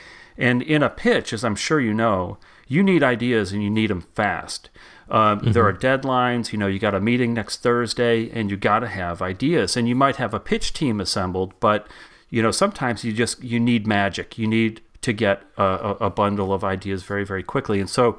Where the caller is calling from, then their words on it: Hamilton, Massachusetts, United States; I am in the North Shore of Boston, where it's raining cats and dogs right now, in a little town called Hamilton.